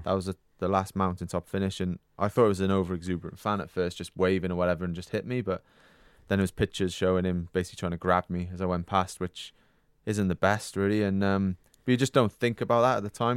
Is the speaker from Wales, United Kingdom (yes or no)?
yes; Wales, United Kingdom; being British and, and Welsh